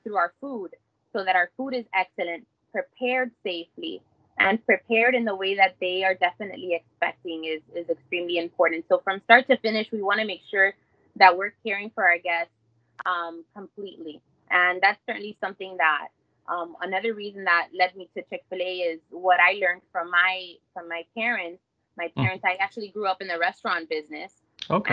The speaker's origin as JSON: {"language": "English", "town": "Miami", "region": "Florida", "country": "United States", "tie": "born or raised there", "also_born_or_lived": "Hialeah, Florida", "said": "I was born in Hialeah and have been raised in in Miami my whole life"}